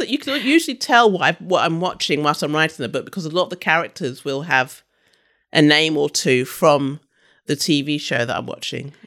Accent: London, United Kingdom; also born or lived in Brighton / Leeds / Sydney; I grew up in London, I'm from London and, you know, London's my home city

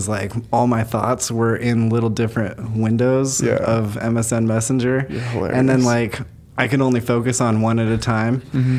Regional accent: Utah, United States; I grew up in Utah.

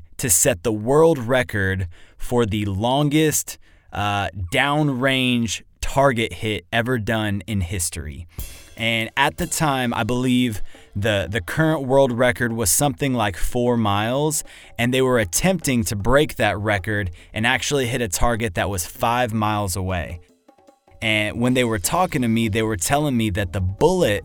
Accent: Dallas, Texas, United States; I come from Dallas, Texas. I am a full-time cinematographer out there

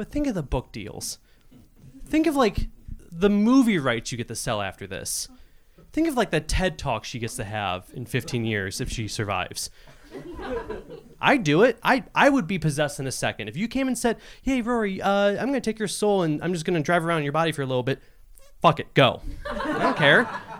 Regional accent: Cleveland, Ohio, United States; I grew up in Cleveland, was here for 5 years, and I moved back to Cleveland because of money

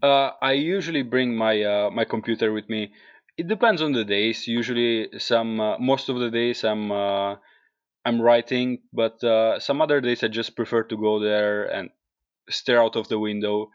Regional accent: Carpino, Apulia, Italy; English is a second language; moved away as an adult; also born or lived in England; now in Iceland; coming from a small village in the south of, uh, Italy called Carpino

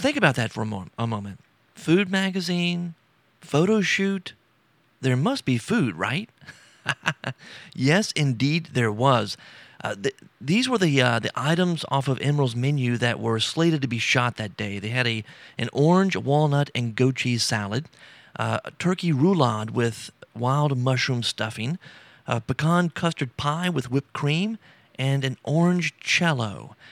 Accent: Baton Rouge, Louisiana, United States; I'm from Baton Rouge and grew up in South Louisiana

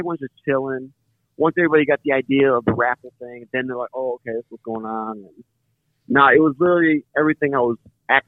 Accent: Chicago, Illinois, United States; moved away; I was born and raised in Chicago. So, and I've been gone from Chicago since like 05.

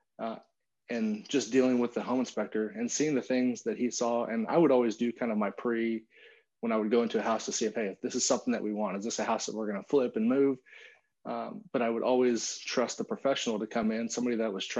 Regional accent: California, United States; moved away as an adult; now in Austin, United States; We grew up together in California.

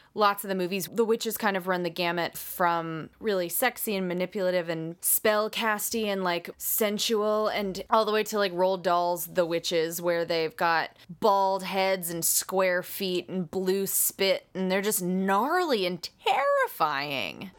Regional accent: the South, United States; growing up in the South

